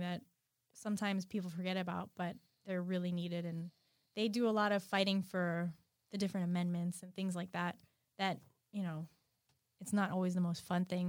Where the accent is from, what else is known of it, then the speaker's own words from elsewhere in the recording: Lighthouse Point, Florida, United States; I grew up in Lighthouse Point.